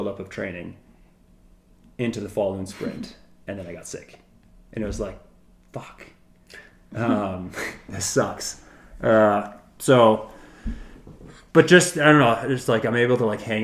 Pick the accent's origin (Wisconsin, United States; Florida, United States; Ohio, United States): Wisconsin, United States; where I grew up in Wisconsin